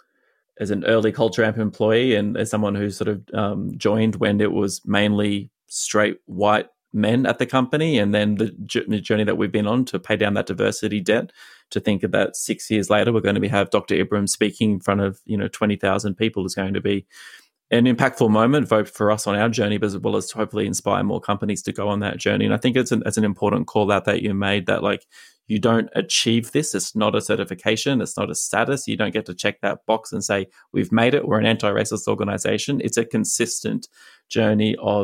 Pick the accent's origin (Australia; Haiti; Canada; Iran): Australia; now in United States; I'm an Australian living in America